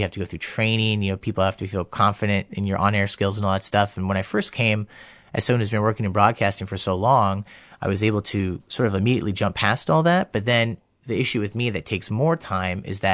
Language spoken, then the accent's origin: English; United States; moved away as an adult; also born or lived in Germany / South Korea / Colombia; now in Melbourne, Australia; growing up in the States